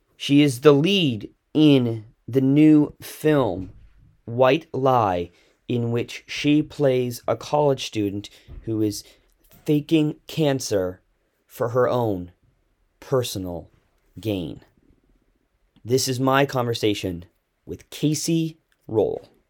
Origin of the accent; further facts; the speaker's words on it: Canada; my home country of Canada